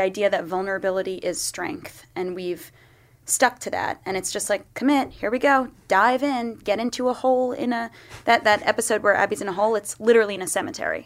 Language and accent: English; Long Island, New York, United States; now in New York, United States; I grew up in Long Island, like, out east